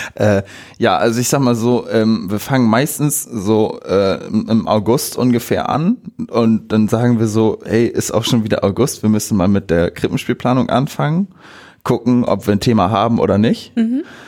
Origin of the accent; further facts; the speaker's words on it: Bockhorn, Lower Saxony, Germany; ich bin 22 Jahre alt, ich komme aus Bockhorn